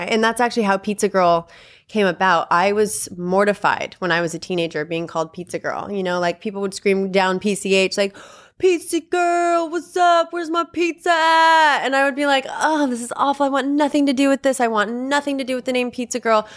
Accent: Malibu, California, United States; I grew up in Malibu. I went to Malibu High

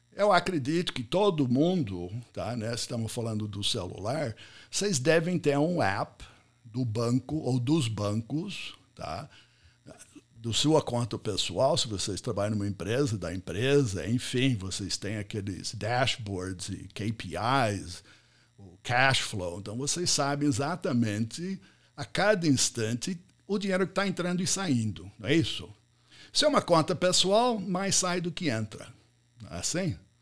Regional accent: United States; first language English; Portuguese is a second language; moved away as an adult; also born or lived in São Paulo, Brazil; now in Brazil; eu sou americano, cheguei aqui muitos anos atrás, não fa falei, não falava português quando eu cheguei

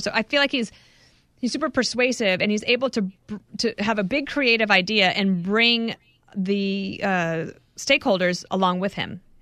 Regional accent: Wyoming, United States; also born or lived in Colorado; I grew up in Wyoming and Colorado.

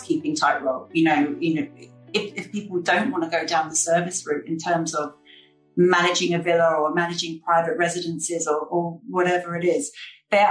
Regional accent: London, United Kingdom; moved away as an adult; now in Palma, Spain; I grew up in London.

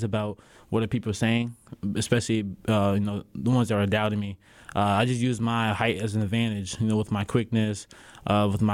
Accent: New York, United States; growing up in New York, there's smack talk left and right.

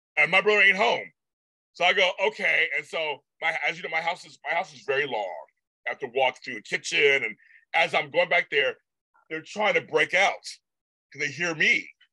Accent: United States; I'm from America.

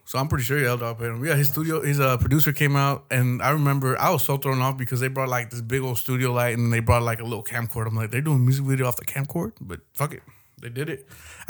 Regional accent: Texas, United States; I'm also from Texas

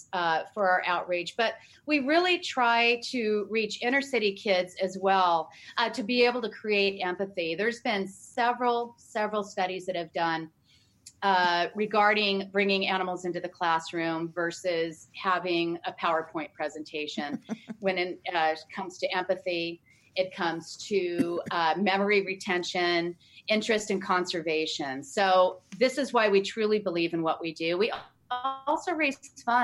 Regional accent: Los Angeles, California, United States; I grew up in Los Angeles

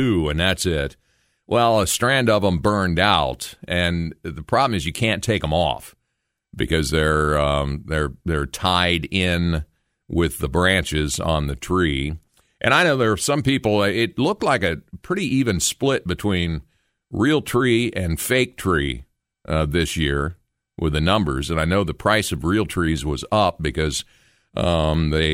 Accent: Logan, United States; my hometown of Logan

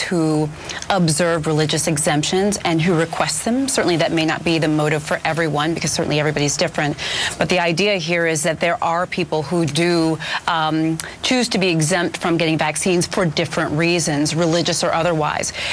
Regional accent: Davenport, Iowa, United States; now in New Jersey, United States; I'm from Davenport, Iowa, which is right on the eastern border

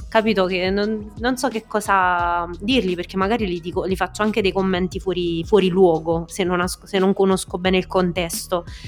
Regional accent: Molise, Italy; moved away as an adult; also born or lived in Rome; appena uscita fuori dal mio paesino, dal Molise

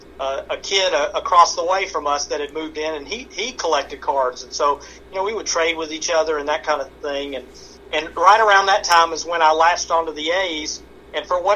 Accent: the South, United States; growing up in the South

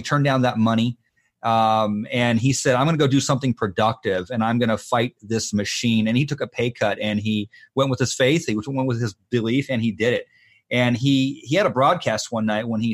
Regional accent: Phoenix, Arizona, United States; I'd been living in Phoenix

